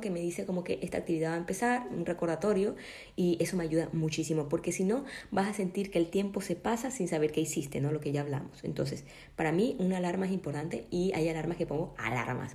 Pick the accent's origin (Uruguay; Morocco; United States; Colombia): Colombia; now in Ecuador; yo por ejemplo vivo acá en Ecuador, yo soy de Colombia, no tengo a mi familia